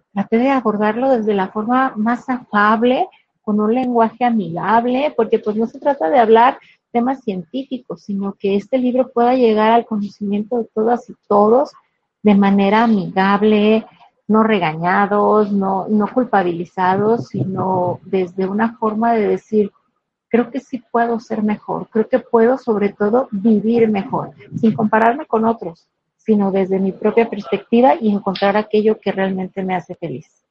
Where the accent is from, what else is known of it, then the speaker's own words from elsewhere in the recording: Guadalajara, Jalisco, Mexico; soy soy una mujer jalisciense, de verdad, amo ser tapatía, aquí de la ciudad de Guadalajara